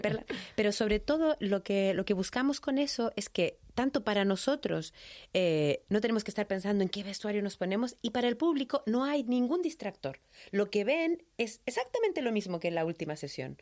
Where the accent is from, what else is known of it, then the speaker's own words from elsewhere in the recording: Chile; accent: latino; now in Madrid, Spain; soy chilena, pero además soy de la ciudad donde nace Pablo Neruda